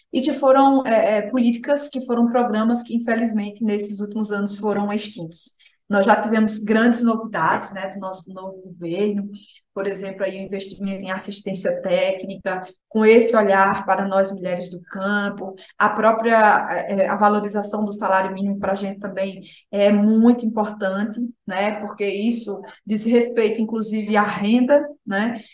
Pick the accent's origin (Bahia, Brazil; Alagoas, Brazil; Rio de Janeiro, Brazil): Alagoas, Brazil; eu sou sertaneja, né? Filha de um assentado do crédito fundiário